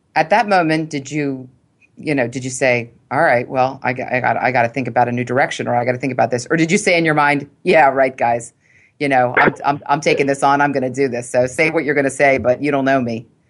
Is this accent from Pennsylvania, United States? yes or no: yes; Philadelphia, Pennsylvania, United States; I grew up in Philly, and I grew up with three brothers